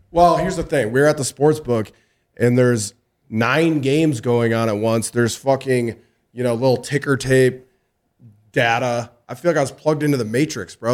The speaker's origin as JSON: {"language": "English", "region": "Minnesota", "country": "United States", "said": "I'm from Minnesota"}